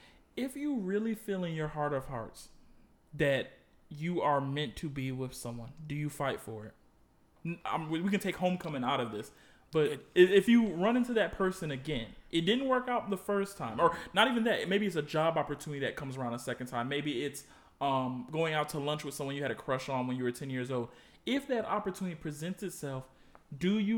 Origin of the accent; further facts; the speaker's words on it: Connecticut, United States; also born or lived in New York / the South; now in Washington, D.C., United States; As a kid, even though I grew up in Connecticut